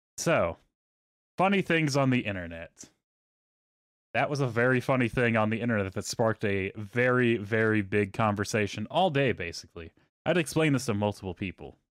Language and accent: English; Texas, United States; moved away as an adult; I grew up in Texas.